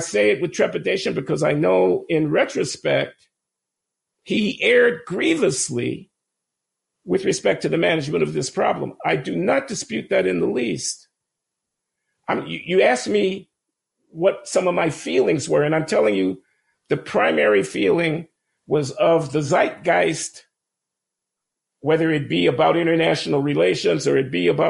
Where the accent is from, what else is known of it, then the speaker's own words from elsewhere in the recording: United States; as an American and as an African American